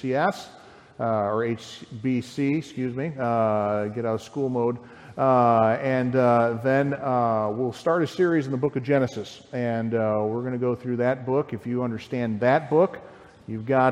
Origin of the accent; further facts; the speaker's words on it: Lyle, United States; I grew up in Lyle, in a nice, quiet community there